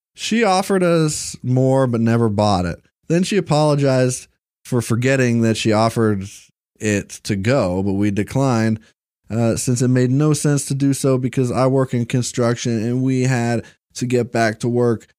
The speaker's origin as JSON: {"language": "English", "town": "Bowling Green", "region": "Kentucky", "country": "United States", "said": "Uh, I'm from Bowling Green, Kentucky"}